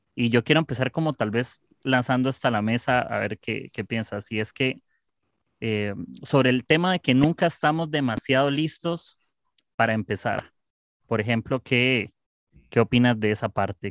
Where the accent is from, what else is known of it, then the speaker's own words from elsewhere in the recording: Costa Rica; soy de Costa Rica